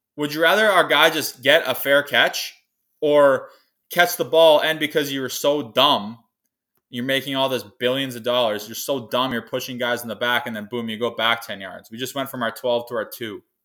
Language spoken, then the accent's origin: English; Kamsack, Saskatchewan, Canada; moved away as an adult; I'm coming to you live from my hometown of Kamsack, Saskatchewan